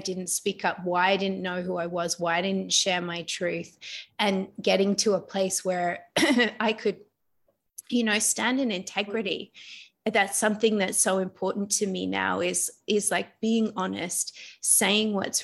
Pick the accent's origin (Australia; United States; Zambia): Australia; also born or lived in London; now in Bali, Indonesia; I'm actually Australian, but I was living in London.